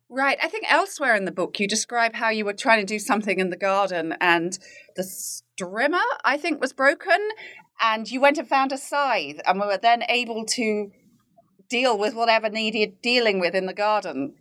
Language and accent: English; United Kingdom; now in United States; being a Brit who lives in the U S